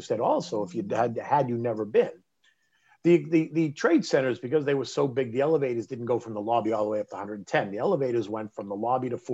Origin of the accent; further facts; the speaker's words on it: Boston, Massachusetts, United States; moved away; also born or lived in New York; I was this kid from Boston and now I ended up in New York